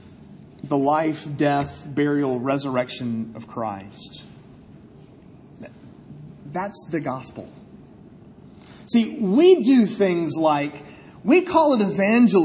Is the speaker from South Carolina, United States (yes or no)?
yes; Columbia, South Carolina, United States; growing up in Columbia